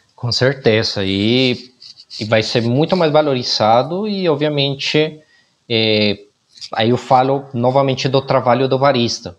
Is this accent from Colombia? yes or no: yes; Colombia; now in Brazil; eu como colombiano